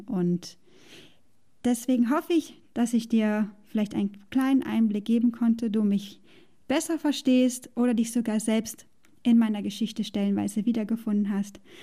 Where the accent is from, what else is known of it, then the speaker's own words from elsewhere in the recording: Germany; moved away as an adult; hatte ich all das, was ich aufgegeben habe in Deutschland, was ich mochte. Ich mochte meinen Job. Ich hatte ein tolles Verhältnis zu Freunden, Arbeitskollegen und Familie. Ich mochte den Ort, wo ich aufgewachsen bin